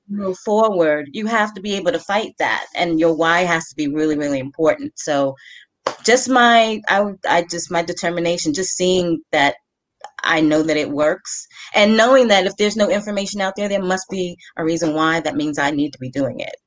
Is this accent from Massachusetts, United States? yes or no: no; New York, United States; I'm from New York